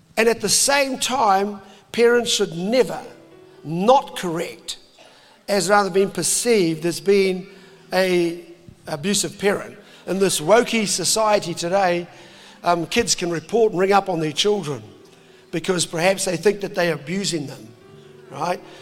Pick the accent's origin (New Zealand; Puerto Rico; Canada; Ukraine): New Zealand; I'm a Kiwi dad.